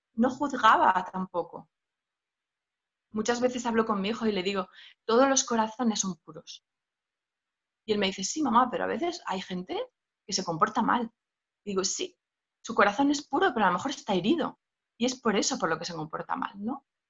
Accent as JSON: {"language": "Spanish", "region": "Asturias", "country": "Spain", "tie": "born or raised there", "said": "yo nací en una aldeíta, en Asturias, a salvajada completamente"}